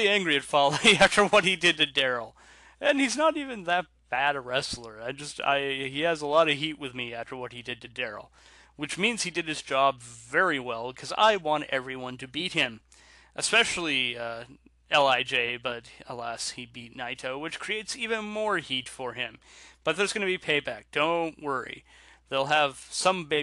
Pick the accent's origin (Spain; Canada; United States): Canada; I'm Canadian